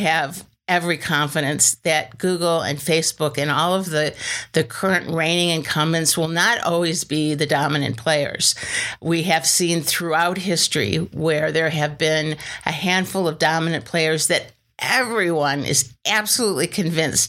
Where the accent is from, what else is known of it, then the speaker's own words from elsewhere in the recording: Michigan, United States; moved away as an adult; now in Washington, United States; I'm from Michigan